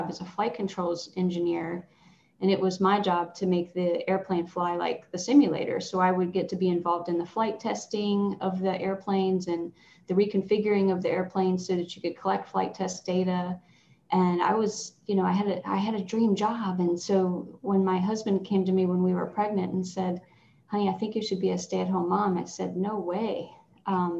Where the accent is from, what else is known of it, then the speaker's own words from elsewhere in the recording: Southwest Virginia, United States; moved away as an adult; now in Williamsburg, United States; I grew up in Southwest Virginia.